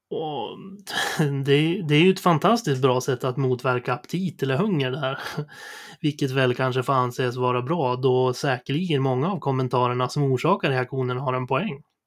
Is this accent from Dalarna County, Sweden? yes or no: no; Sundsvall, Västernorrland County, Sweden; jag föddes i april 1988 på Sundsvalls sjukhus. Eh, jag bodde hela min uppväxt på Essvik söder om Sundsvall